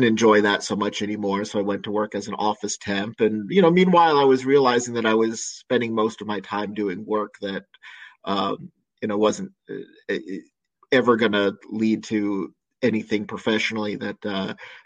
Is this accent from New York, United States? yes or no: yes; New York area, United States; moved away as an adult; also born or lived in Richmond, Virginia; I grew up in the New York area, and I went to college in New York City at NYU, studying theater